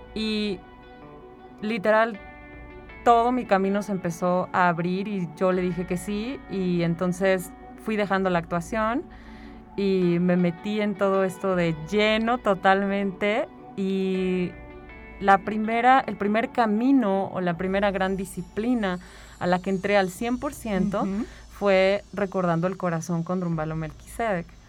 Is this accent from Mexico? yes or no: yes; San Luis Potosí, Mexico; also born or lived in Mexico City; yo soy de aquí de San Luis Potosí